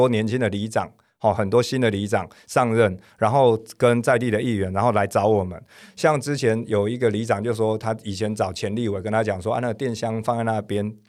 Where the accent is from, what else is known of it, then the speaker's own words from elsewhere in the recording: Zhongzheng District, Taipei, Taiwan; 因为我是中正区长大